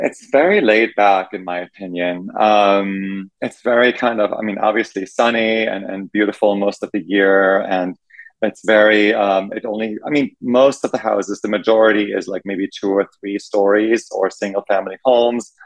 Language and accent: English; Germany; moved away as an adult; also born or lived in New York City, United States; now in West Hollywood, United States; growing up in Germany